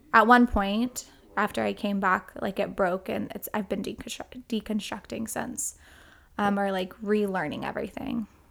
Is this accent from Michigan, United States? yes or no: no; Edmond, Oklahoma, United States; now in Texas, United States; I grew up in, um, First Edmond, Oklahoma